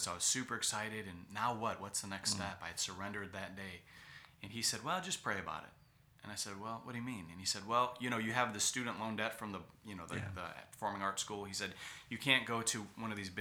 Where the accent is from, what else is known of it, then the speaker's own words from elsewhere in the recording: Cleveland, Ohio, United States; moved away as an adult; Cleveland Baptist Church in my hometown in Cleveland, Ohio